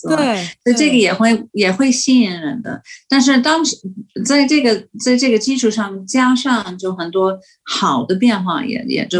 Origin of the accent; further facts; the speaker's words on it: United States; Chinese is a second language; moved away as an adult; also born or lived in Beijing, China / Guangzhou, China; 所以我们美国人去呢，